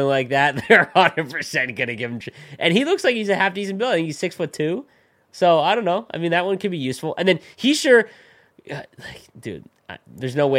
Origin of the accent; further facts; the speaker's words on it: Canada; As a Canadian